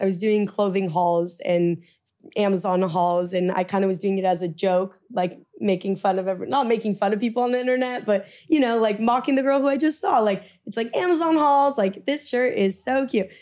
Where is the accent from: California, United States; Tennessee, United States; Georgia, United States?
California, United States; Orange County; moved away as an adult; also born or lived in Midwest; now in New York, United States; where I grew up in Orange County